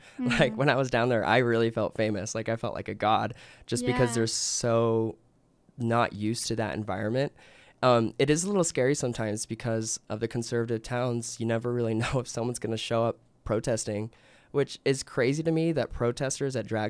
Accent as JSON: {"language": "English", "town": "Provo", "region": "Utah", "country": "United States", "tie": "born or raised there", "said": "I was raised LDS in Provo"}